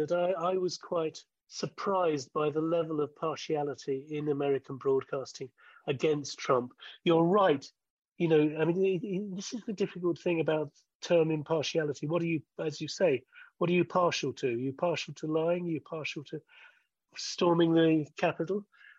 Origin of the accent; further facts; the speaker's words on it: Hillingdon, London, United Kingdom; No, I didn't. I didn't alter my accent or draw my Hillingdon roots. No, I've always spoken like this, and my parents had posh voices, even though they weren't particularly posh.